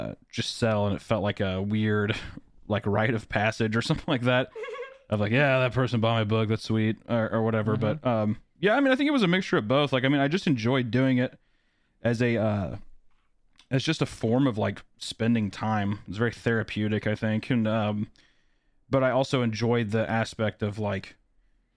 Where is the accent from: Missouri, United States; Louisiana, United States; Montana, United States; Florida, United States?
Missouri, United States; Kearney; I grew up in Kearney, Missouri, which is, like, a very small cattle town in Missouri